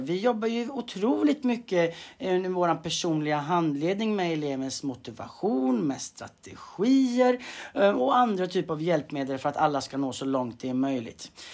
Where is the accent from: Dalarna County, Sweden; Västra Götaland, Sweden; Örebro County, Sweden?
Västra Götaland, Sweden; Tjörn; moved away as an adult; now in Stockholm, Sweden; född och uppvuxen på, på Tjörn eh, på västkusten.